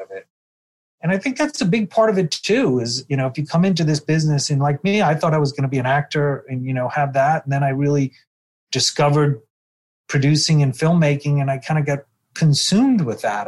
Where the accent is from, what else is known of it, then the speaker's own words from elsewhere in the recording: New York City, New York, United States; moved away as an adult; now in Los Angeles, United States; my day growing up in Brooklyn